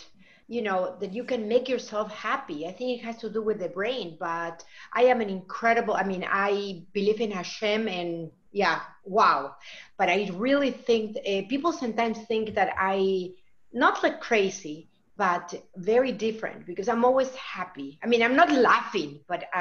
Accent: Lima, Peru; now in Wisconsin, United States; We are from Wisconsin, but we are originally from Lima, Peru

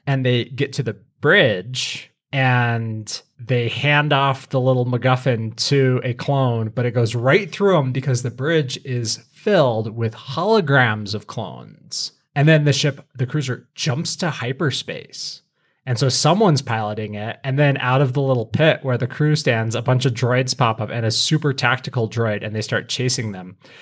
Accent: Colorado, United States; I grew up in Colorado

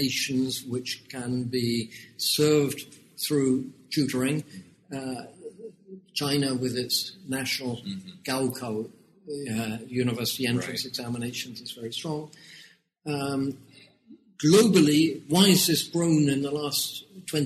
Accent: United Kingdom; moved away as an adult; now in Hong Kong; you can tell from my accent that although I've been in Hong Kong for 30 years, I'm actually born in the United Kingdom.

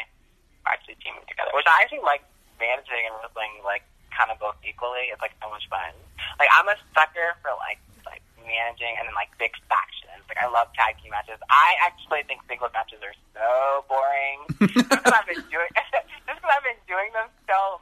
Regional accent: New Jersey, United States; I'm from New Jersey, so we have Wawa

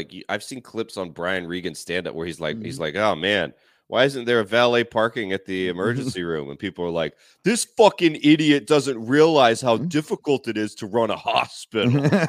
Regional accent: Georgia, United States; I'm from Georgia.

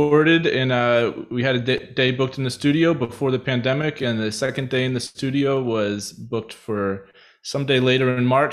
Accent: Westchester, United States; moved away as an adult; now in Philadelphia, United States; I grew up in Westchester

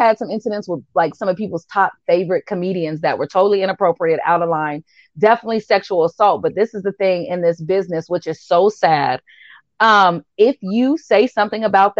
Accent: Washington, United States; We're all from Washington.

